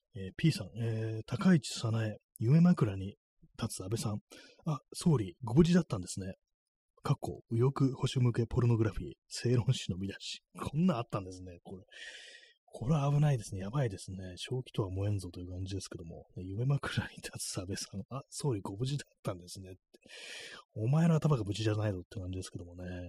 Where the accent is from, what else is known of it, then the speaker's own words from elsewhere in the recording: Tokyo, Japan; 東京生まれ